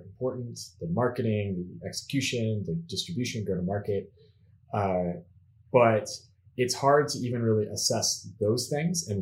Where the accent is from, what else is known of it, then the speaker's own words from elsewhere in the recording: Pittsburgh, Pennsylvania, United States; now in Zurich, Switzerland; I'm living now in Zurich, Switzerland, but originally I'm from Pittsburgh, Pennsylvania.